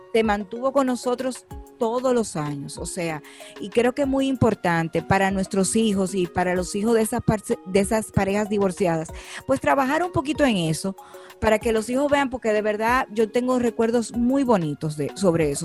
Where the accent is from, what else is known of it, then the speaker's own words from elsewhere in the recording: San Juan, Puerto Rico; yo nací en, en San Juan, en Puerto Rico. papi y mami vivían allá